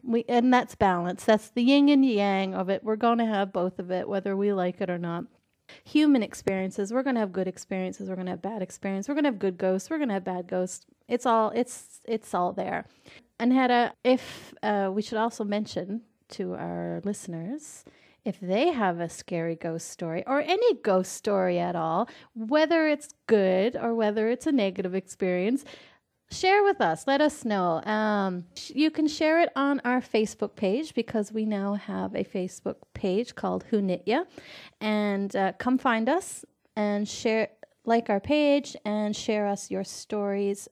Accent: Newfoundland and Labrador, Canada; moved away as an adult; also born or lived in west coast of Canada; I'm from Newfoundland, Canada. And in Newfoundland, we have a lot of slang words

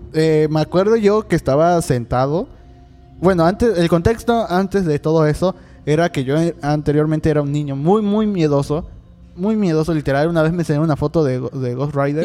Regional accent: Cancún, Quintana Roo, Mexico; also born or lived in Catemaco, Veracruz; yo soy de Cancún, pero crecí eh, una parte de mi vida en Catemaco, Veracruz.

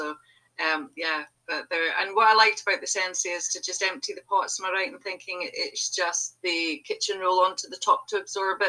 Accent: Aberdeen, Scotland, United Kingdom; I'm from Aberdeen in Scotland

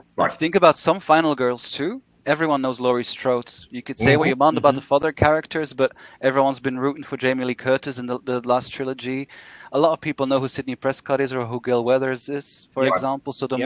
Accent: Brussels, Brussels-Capital Region, Belgium; set in Brussels, Belgium, my hometown.

